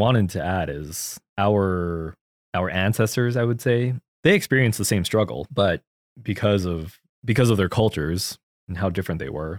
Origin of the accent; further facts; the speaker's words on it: Philippines; because of your culture as a Korean person and my culture as a Filipino person, the way we approach this medium, they're vastly different between each other.